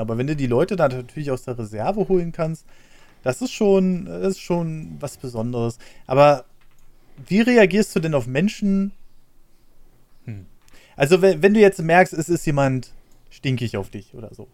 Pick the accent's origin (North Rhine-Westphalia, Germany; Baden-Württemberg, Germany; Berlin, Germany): Berlin, Germany; Ich bin ja in Berlin aufgewachsen